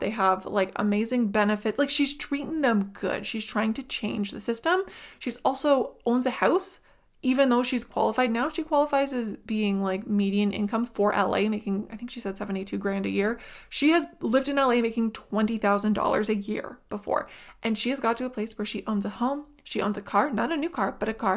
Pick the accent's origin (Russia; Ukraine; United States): Ukraine; moved away; I was from Ukraine